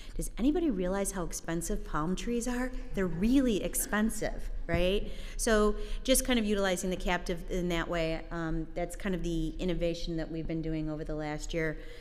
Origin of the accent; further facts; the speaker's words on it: United States; I'm first American born in my family. My parents immigrated from Ireland